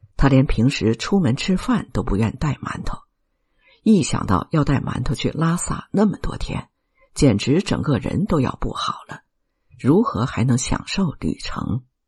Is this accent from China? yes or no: yes; China; also born or lived in Shanghai; 我们中国人